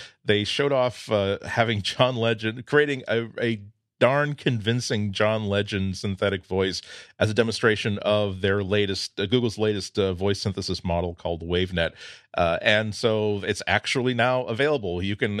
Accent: Massachusetts, United States; This is why people can't really place my accent, even though they know that I've lived within 30 minutes of Boston all my life. The hard R and the non-existent R kind of like neutralized each other.

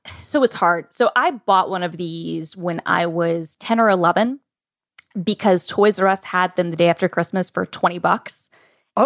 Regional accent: Atlanta, Georgia, United States; I'm from Atlanta

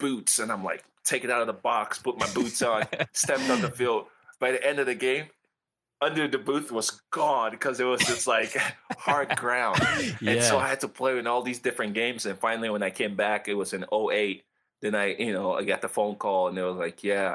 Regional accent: Sierra Leone; now in United States; they called me American back in Sierra Leone

